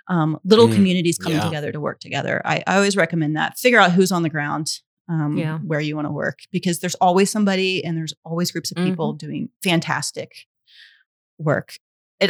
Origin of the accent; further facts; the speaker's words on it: Mobile, Alabama, United States; I'm from the Gulf Coast. I'm from Mobile, Alabama